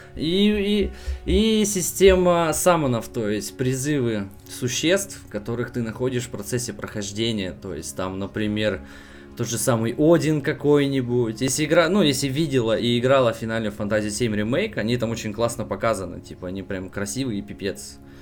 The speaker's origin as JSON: {"language": "Russian", "town": "Yuzhno-Sakhalinsk", "region": "Sakhalin Oblast", "country": "Russia", "said": "Сам я с Дальнего Востока, нахожусь я капец как далеко от всех вас"}